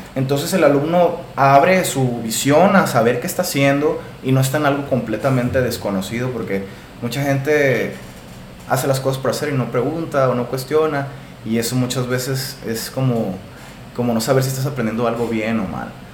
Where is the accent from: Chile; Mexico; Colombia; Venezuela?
Mexico; Hermosillo, Sonora; soy aquí originario de Hermosillo, Sonora